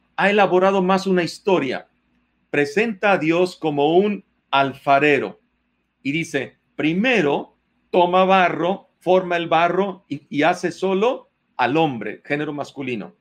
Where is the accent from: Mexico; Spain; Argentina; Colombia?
Mexico; Nosotros como mexicanos tenemos formas de hablar